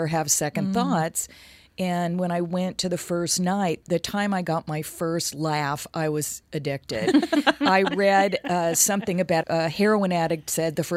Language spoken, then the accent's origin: English; Los Angeles, California, United States; I grew up in L.A.